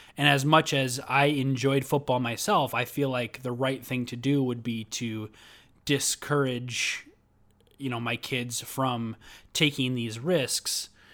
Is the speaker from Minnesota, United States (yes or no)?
yes; Minnesota, United States; I'm from Minnesota